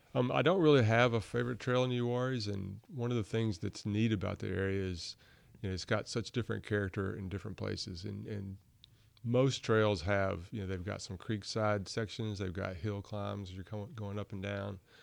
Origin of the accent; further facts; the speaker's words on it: Burlington, North Carolina, United States; also born or lived in Montgomery County, North Carolina / Cary, North Carolina; I grew up in Burlington, not too far away